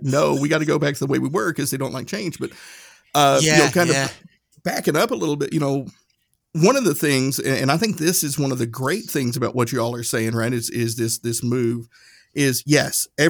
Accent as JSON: {"language": "English", "town": "Erwin", "region": "Tennessee", "country": "United States", "tie": "born or raised there", "said": "my hometown, little town, Irwin, Tennessee"}